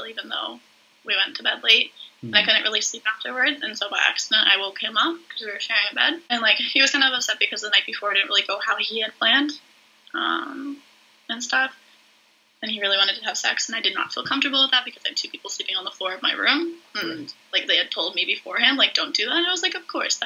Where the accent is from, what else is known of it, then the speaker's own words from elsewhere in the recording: Whitby, Ontario, Canada; also born or lived in Peterborough, Ontario; I'm from Whitby, Ontario